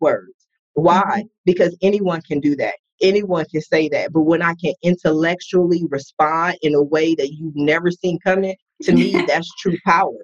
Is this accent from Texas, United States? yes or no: no; Columbus, Ohio, United States; I was raised in Columbus, Ohio